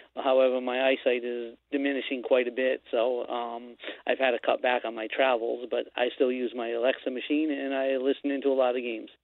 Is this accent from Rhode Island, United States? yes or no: yes; Rhode Island, United States; I'm an American, uh, United States, uh, Rhode Island